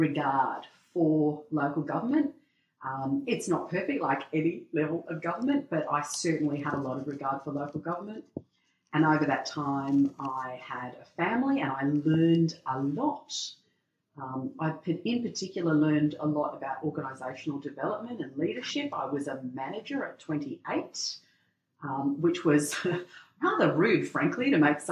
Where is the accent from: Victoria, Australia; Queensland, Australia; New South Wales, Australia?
New South Wales, Australia; Lithgow; also born or lived in Bathurst / Sydney / Central Coast; my hometown of Lithgow near the Blue Mountains in New South Wales